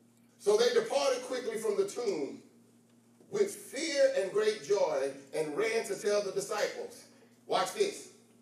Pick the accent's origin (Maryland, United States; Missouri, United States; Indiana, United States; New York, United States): Missouri, United States; I'm from Missouri, the show me state.